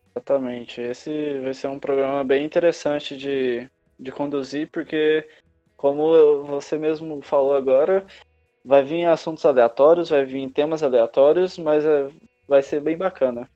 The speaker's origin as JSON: {"language": "Portuguese", "region": "Minas Gerais", "country": "Brazil", "moved": "yes", "lives_now": "São Paulo, Brazil", "said": "Eu sou de Minas Gerais, mas eu tenho já alguns anos morando aqui em São Paulo."}